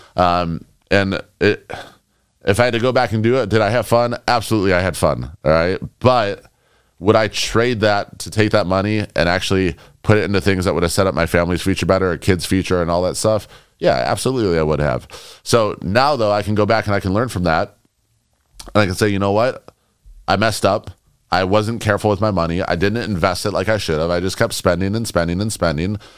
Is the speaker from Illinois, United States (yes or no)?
yes; Chicago, Illinois, United States; moved away; also born or lived in New York; I grew up in Chicago. I lived in New York